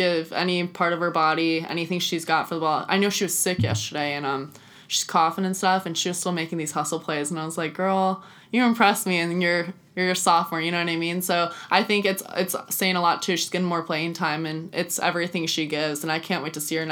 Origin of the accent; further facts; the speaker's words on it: Oregon, United States; moved away as an adult; now in Wichita, United States; I am from Oregon and I'm far away from home.